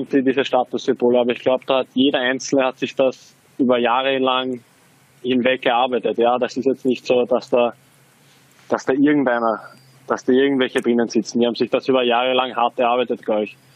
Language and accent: German; Austria; Also ich, ich drücke natürlich jetzt als Österreicher den Linzer die Daumen, das ist klar.